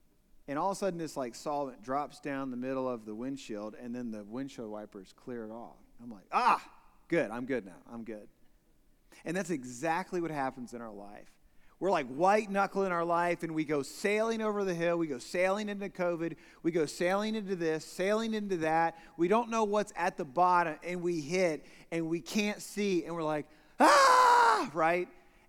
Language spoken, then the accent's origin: English; Newark, Ohio, United States; So I grew up in Newark, Ohio, actually east side of Newark, Ohio, in Licking County, so actually just in the hills.